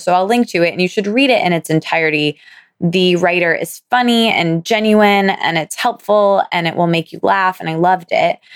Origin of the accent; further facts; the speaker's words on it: Michigan, United States; moved away as an adult; now in New York City, United States; my hometown slash my college town, same place for me